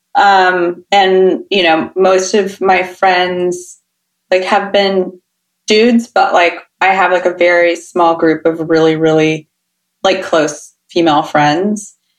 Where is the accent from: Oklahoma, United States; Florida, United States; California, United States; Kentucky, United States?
California, United States; Sacramento; I'm from Sacramento